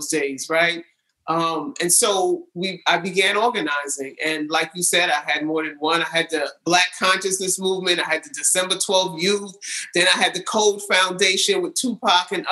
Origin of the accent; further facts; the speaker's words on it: New York City, New York, United States; also born or lived in California; I was born in California. And I was raised in New York City, fully raised in New York City